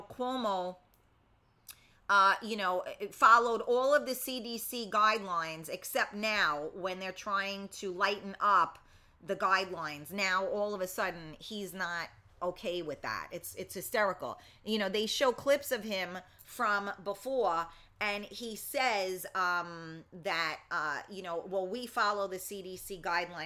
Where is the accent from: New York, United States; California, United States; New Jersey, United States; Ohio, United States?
New York, United States; New York City; I was from the Bronx